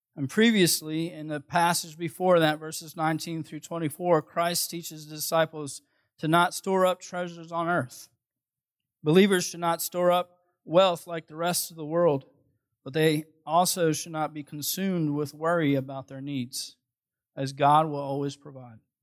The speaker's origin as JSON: {"language": "English", "town": "Philadelphia", "region": "Pennsylvania", "country": "United States", "moved": "yes", "said": "I'm originally from Philadelphia"}